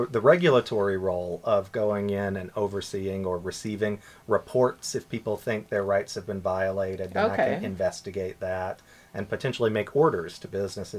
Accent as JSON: {"language": "English", "area": "southeastern U.S.", "region": "Southeastern United States", "country": "United States", "tie": "born or raised there", "moved": "as an adult", "lives_now": "Bermuda", "said": "my accent will give me away shortly, but I'm from the U.S. originally. And so I grew up in the southeastern U.S."}